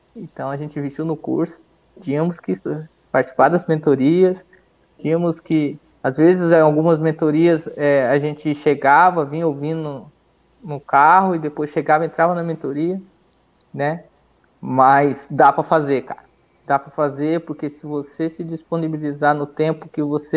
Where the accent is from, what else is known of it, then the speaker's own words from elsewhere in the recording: Brazil; a gente é brasileiro